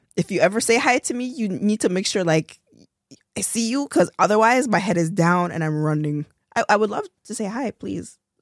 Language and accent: English; Toronto, Ontario, Canada; I'm from Toronto